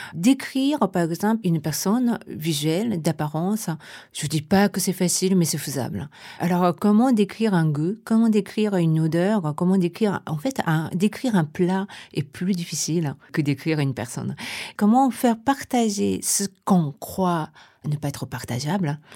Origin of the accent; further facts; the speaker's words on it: Tokyo, Japan; French is a second language; moved away as an adult; now in Paris, France; je suis japonaise, je suis née à Tokyo et ça fait une vingtaine d'années que je suis à Paris